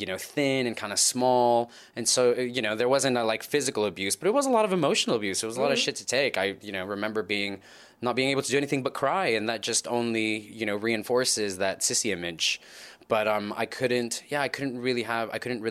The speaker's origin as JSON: {"language": "English", "town": "Los Angeles", "region": "California", "country": "United States", "tie": "born or raised there", "said": "I was born and raised in Los Angeles, just north of Los Angeles in the San Fernando Valley"}